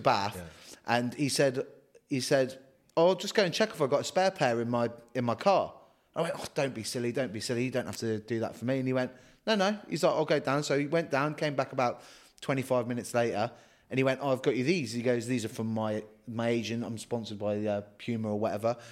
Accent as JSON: {"language": "English", "country": "Guernsey", "said": "I'm from Guernsey, from Jersey"}